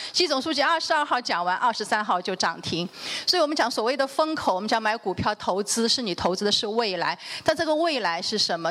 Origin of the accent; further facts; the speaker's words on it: China; 我们中国人